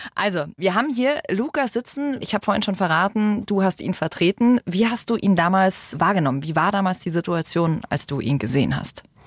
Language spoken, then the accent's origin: German; Germany; Bei uns in Deutschland